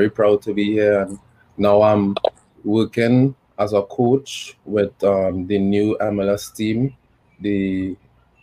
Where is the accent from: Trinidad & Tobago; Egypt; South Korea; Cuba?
Trinidad & Tobago; moved away as an adult; also born or lived in Connecticut, United States; now in United States; I am from Trinidad and Tobago.